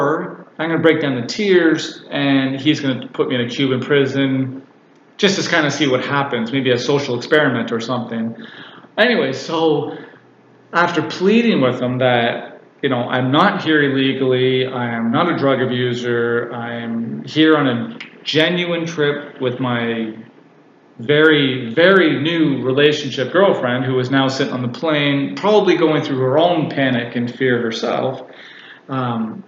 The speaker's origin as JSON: {"language": "English", "country": "Canada", "said": "I'm Canadian"}